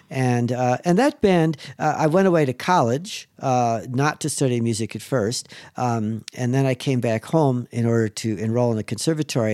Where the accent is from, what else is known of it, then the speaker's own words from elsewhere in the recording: Chicago, Illinois, United States; I'm from Chicago.